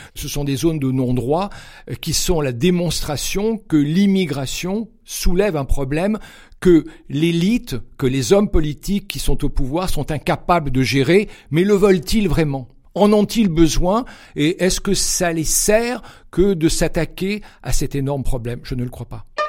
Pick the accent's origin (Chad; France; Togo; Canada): France; Cannes, Provence-Alpes-Côte d'Azur; moved away; also born or lived in Geneva, Switzerland / south of Paris; je suis né à Cannes, dans les Alpes-Maritimes